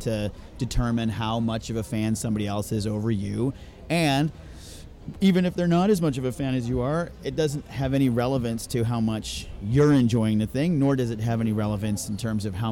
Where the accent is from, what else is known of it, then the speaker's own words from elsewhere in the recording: United Kingdom; moved away; I was born in the UK, and I'm a Brit